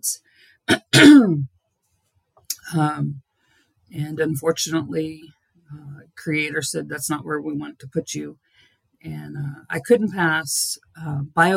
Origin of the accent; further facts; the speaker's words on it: Dallas, Texas, United States; moved away; I'm originally born and raised in Dallas, Texas